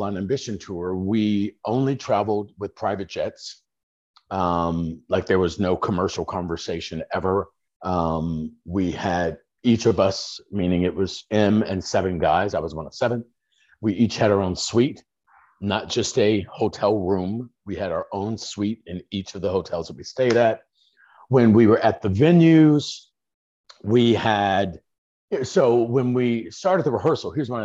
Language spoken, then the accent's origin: English; Chicago, Illinois, United States; grown up on the streets in Chicago